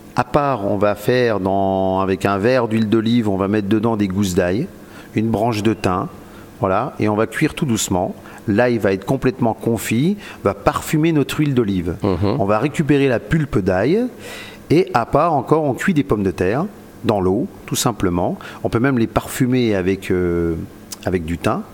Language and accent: French; Jura, Bourgogne-Franche-Comté, France; comme on est jurassien